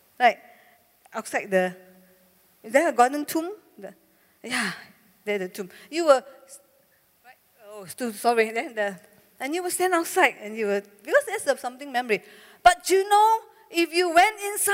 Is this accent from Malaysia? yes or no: yes; Malaysia; I'm from Malaysia